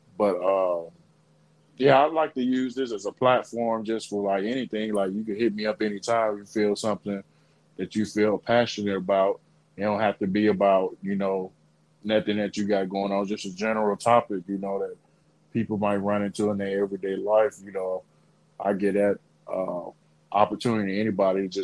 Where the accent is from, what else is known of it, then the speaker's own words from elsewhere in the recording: Birmingham, Alabama, United States; also born or lived in Anniston, Alabama; I'm from Birmingham, Alabama. I stayed there for most of my childhood, and I graduated from Anniston, Alabama